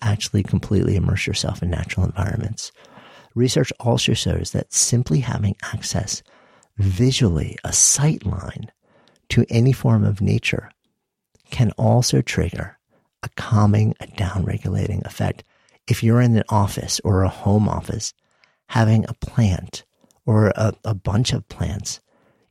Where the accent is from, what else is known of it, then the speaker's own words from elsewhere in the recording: New York, United States; moved away as an adult; now in Boulder, United States; I grew up just outside of New York City, and the end of my block was the bay